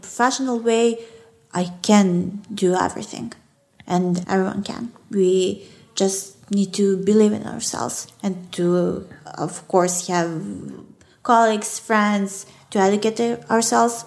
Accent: Belgrade, Serbia; English is a second language; I'm from, from Belgrade

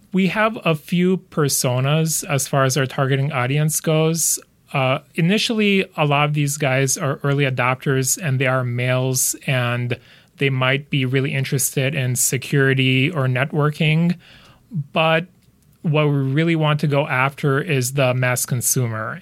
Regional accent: United States; also born or lived in Lithuania; I grew up in the U S

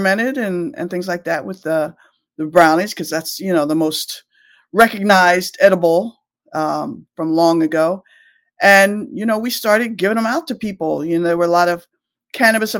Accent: rural Pennsylvania, United States; moved away as an adult; also born or lived in Delaware; now in Washington, D.C., United States; I'm from rural Pennsylvania and in the boonies

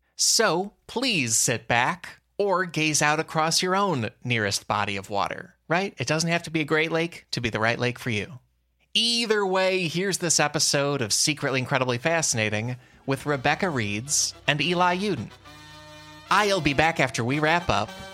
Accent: Chicago, Illinois, United States; I grew up outside Chicago, so I basically grew up in Lake Michigan

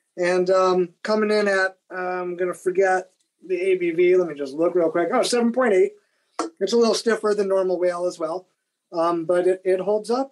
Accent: New York, United States; we're from New York State, Jeff

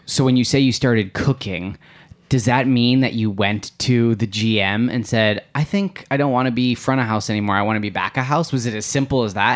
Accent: Midwest, United States; we're both from the Midwest

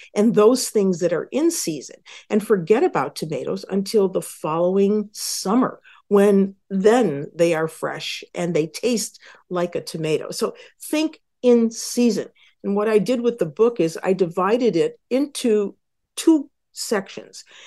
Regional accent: Western New York, United States; I grew up in Western New York

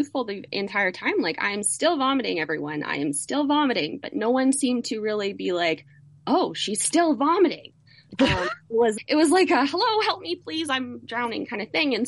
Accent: Canada; as a Canadian

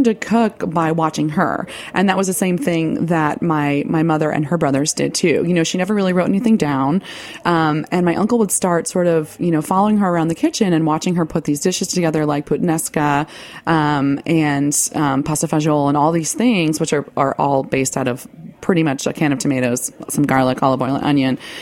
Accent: Rockland County, New York, United States; also born or lived in Greenwich Village, New York City; I was born actually in Greenwich Village in the late 70s and was raised in the suburbs in Rockland County

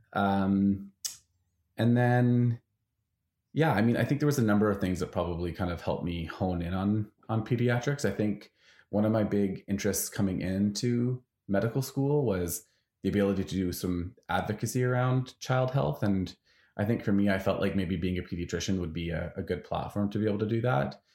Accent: Vancouver, British Columbia, Canada; moved away; I'm from Vancouver

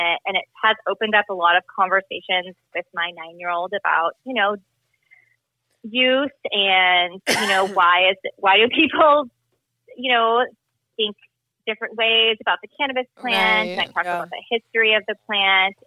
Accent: California, United States; moved away as an adult; now in Texas, United States; I'm from California, and I recently transplanted to Texas

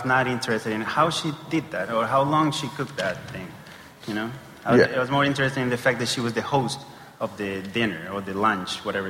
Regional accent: Chile; now in Los Angeles, United States; I'm from Chile.

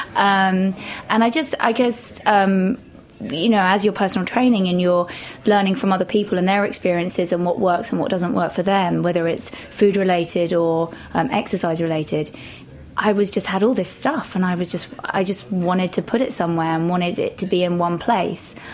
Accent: Shropshire, West Midlands, United Kingdom; moved away as an adult; also born or lived in London; now in New York, United States; Shropshire, um, so it's kind of on the border of the Midlands

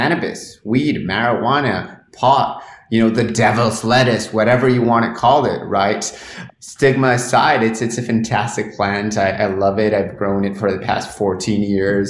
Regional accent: Argentina; English is a second language; I'm from Argentina. Grew up there, was educated there at public schools.

